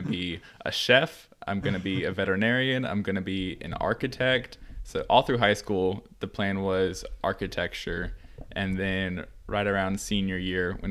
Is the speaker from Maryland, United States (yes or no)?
no; College Station, Texas, United States; also born or lived in Canada; I was born in Canada and then moved to College Station in like 2001 for my dad to work at A&M, and then have been here ever since